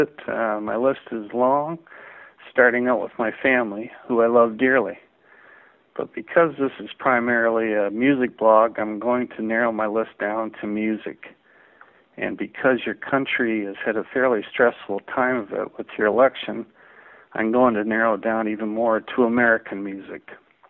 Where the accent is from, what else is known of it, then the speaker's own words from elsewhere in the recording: Ontario, Canada; I am from Ontario, Canada.